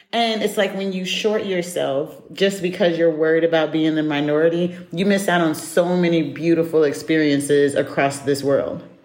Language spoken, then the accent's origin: English; United States; moved away as an adult; now in Europe; I'm American